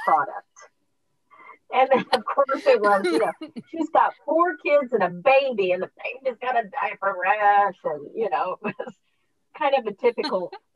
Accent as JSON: {"language": "English", "town": "Raytown", "region": "Missouri", "country": "United States", "tie": "born or raised there", "also_born_or_lived": "Wichita, Kansas / Puerto Rico", "said": "we moved back to Kansas City, and I grew up in Raytown."}